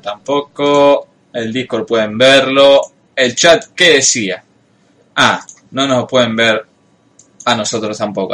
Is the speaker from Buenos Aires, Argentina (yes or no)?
no; Rosario, Santa Fe, Argentina; como rosarino no lo escuchamos. Pero supuestamente no pronunciamos las S al final